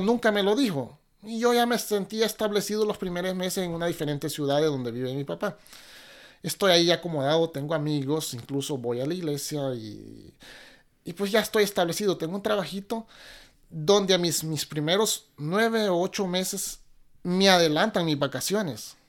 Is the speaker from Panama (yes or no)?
no; Honduras; moved away as an adult; also born or lived in New Orleans, United States / Miami, United States; now in Seattle, United States; Soy de esa región de Toncontín, pero hondureño, hondureño